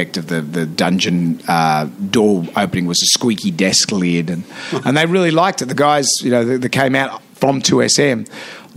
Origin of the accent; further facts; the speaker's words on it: Sydney, New South Wales, Australia; growing up in Sydney